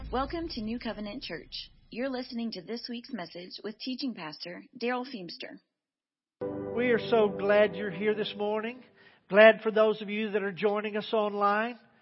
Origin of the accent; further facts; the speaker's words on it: Texas Panhandle, United States; I grew up in Tornado Alley up in the panhandle of Texas